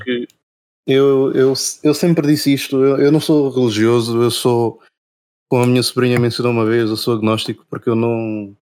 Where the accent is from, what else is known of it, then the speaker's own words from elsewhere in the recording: Portugal; also born or lived in Angola; eu vim muito cedo, aliás, eu fui muito cedo para Portugal